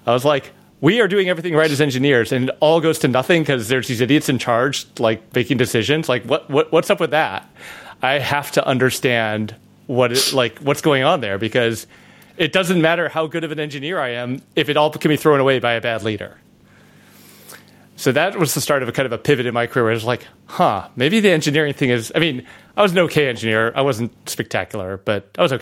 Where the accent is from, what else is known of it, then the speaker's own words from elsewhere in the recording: Chicago, Illinois, United States; now in California, United States; I grew up in the suburbs of Chicago